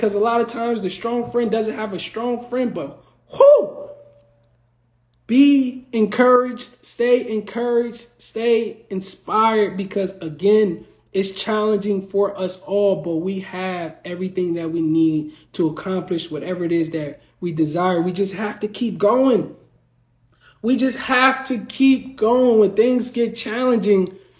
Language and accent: English; New Jersey, United States; I'm from the Garden State